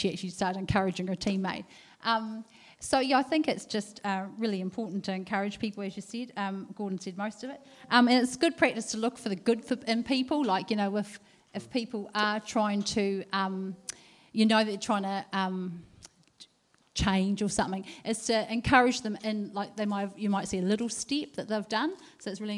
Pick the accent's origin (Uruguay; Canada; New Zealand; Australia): New Zealand; Southland; I grew up in Southland